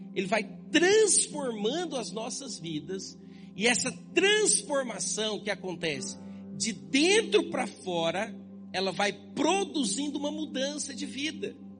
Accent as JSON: {"language": "Portuguese", "country": "Brazil", "said": "a gente é brasileiro"}